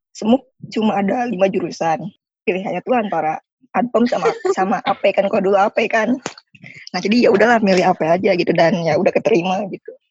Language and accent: Indonesian; Jakarta, Indonesia; gue 17 tahun hidup di daerah ini gitu. TK, SD, SMP sampai SMA tuh di sini. Jadi pengen keluar dari Jakarta